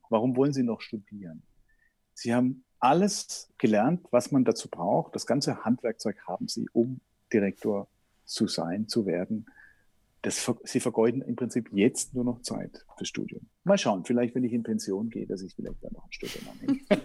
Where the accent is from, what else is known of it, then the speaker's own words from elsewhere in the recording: Herrenberg, Baden-Württemberg, Germany; moved away as an adult; now in Vienna, Austria; ich bin Schwabe, Herrenberg, das liegt unweit von Stuttgart